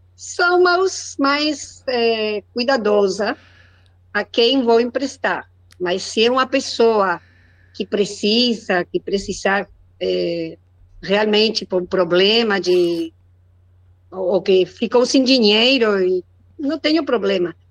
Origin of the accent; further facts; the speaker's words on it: Argentina; Portuguese is a second language; now in Chubut, Argentina; eu sou argentina, moro na Patagônia